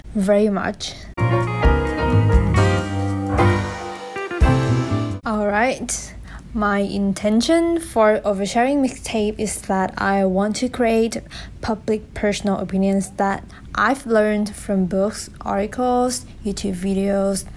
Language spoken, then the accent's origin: English; Thailand; English is a second language; I am Thai from Thailand. As you can tell from my accent, it's kind of weird. But never mind. And English is also my second language.